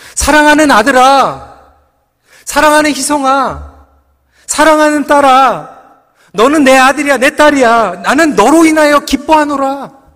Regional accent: South Korea; 저는 한국 사람이에요

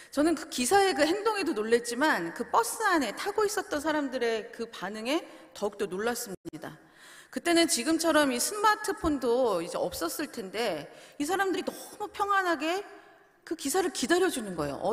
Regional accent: South Korea; now in Canada; 빨리빨리 문화에서 나고 자랐기 때문에 이미 한국을 떠나서 이곳에 와서 생활을 하더라도

